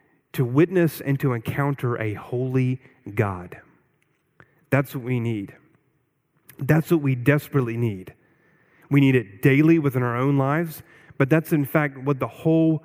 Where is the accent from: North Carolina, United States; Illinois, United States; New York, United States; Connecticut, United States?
North Carolina, United States; Eastern; I grew up in Eastern North Carolina